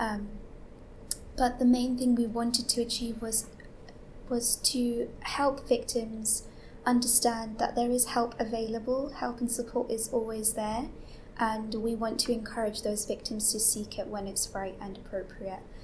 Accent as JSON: {"language": "English", "region": "London", "country": "United Kingdom", "said": "I'm 18 from East London"}